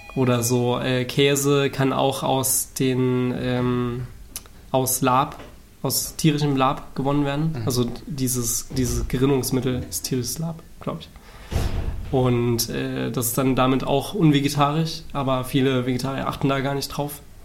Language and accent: German; Saarland, Germany; now in Berlin, Germany; wohnhaft zurzeit in Berlin, ähm, komme aus dem Saarland ursprünglich